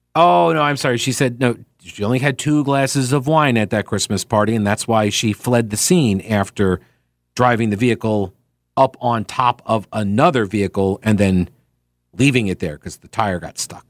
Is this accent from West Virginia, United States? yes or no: no; Long Island, New York, United States; now in North Carolina, United States; growing up in New York, on Long Island